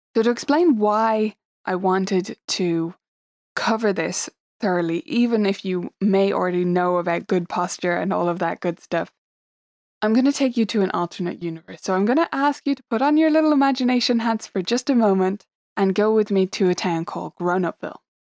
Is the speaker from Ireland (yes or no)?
yes; Dublin, Leinster, Ireland; I am from Dublin in Ireland